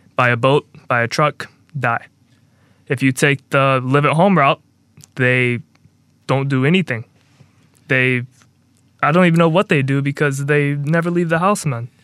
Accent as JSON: {"language": "English", "town": "Mobile", "region": "Alabama", "country": "United States", "tie": "born or raised there", "said": "my hometown, small town of Mobile, Alabama"}